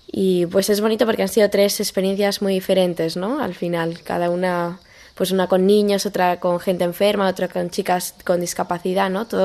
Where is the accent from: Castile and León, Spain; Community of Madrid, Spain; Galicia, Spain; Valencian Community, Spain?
Community of Madrid, Spain; Madrid; also born or lived in Boadilla del Monte; tengo 18 años y soy de Madrid, vivo en Boadilla del Monte.